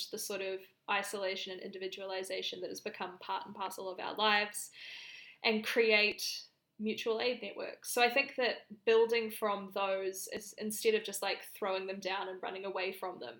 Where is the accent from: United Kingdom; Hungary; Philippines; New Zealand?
New Zealand; Canterbury; accent: New Zealand; moved away as an adult; now in Sydney, Australia; I'm from Canterbury in New Zealand and I was there for the earthquakes